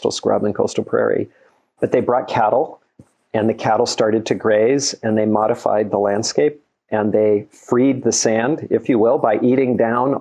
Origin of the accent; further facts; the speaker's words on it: the Bay Area, California, United States; when I was little, growing up in the Bay Area